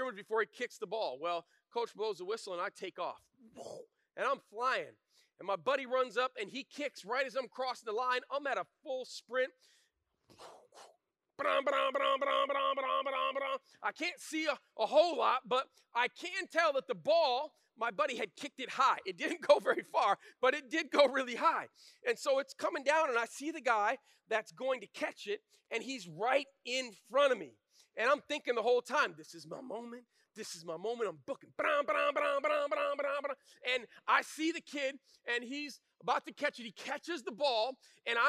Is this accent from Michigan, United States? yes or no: yes; Flint, Michigan, United States; I grew up in Flint, Michigan, in the 80s